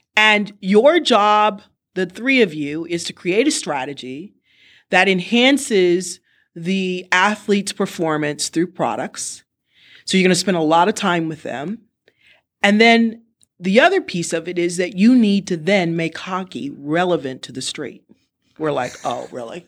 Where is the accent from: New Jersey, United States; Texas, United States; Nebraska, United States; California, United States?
California, United States; born or raised there; also born or lived in Evanston, Illinois